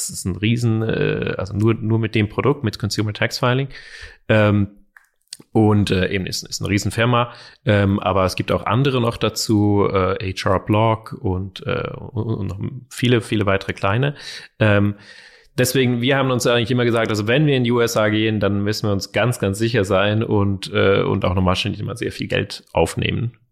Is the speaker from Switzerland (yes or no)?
yes; Zurich, Switzerland; Wir kennen uns schon seit wir zehn Jahre alt sind. Wir sind aufgewachsen in Zürich zusammen, haben auch schon Musik gemacht und Projekte äh, aller Art.